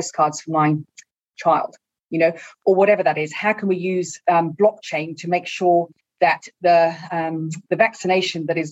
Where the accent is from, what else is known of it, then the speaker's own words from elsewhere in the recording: Mexico; now in New Zealand; I grew up in Mexico